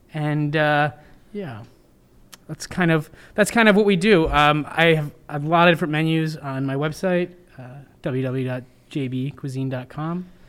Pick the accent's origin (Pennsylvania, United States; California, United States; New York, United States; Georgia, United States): New York, United States; Elmira; moved away as an adult; also born or lived in Providence, Rhode Island; now in Rhode Island, United States; I grew up in upstate New York